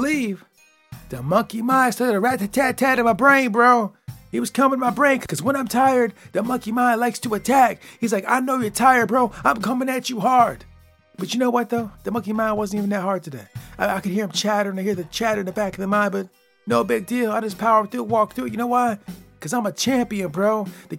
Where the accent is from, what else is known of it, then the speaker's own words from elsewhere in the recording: Michigan, United States; I'm from Michigan, baby. That's where I'm from. And when you come from Michigan and grow up in the Midwest